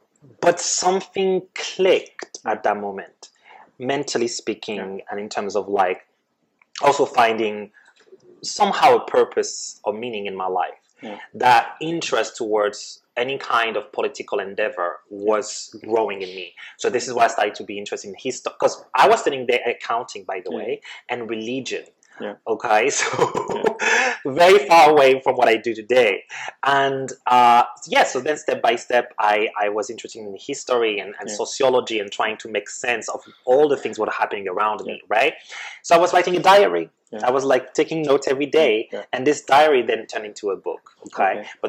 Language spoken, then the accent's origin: English; France; English is a second language; Yes, because I am Arab, because I'm not white, because I'm not a native speaker. I come from France, and yet I was working better and faster than anybody else.